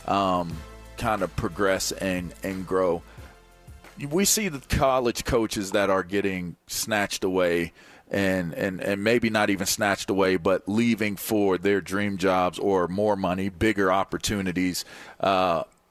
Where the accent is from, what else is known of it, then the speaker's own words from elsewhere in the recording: Pittsburgh, Pennsylvania, United States; growing up in Pittsburgh